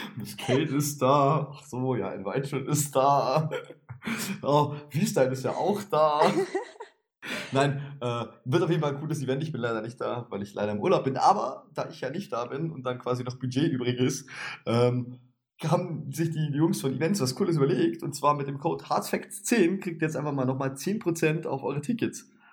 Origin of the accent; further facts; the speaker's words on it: Swabia, Germany; ich bin Schwabe